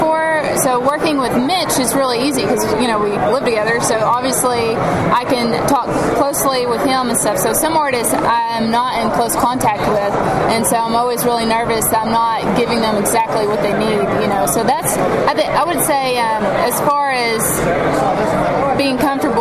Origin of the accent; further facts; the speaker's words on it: Little Rock, Arkansas, United States; We're from Little Rock, Arkansas.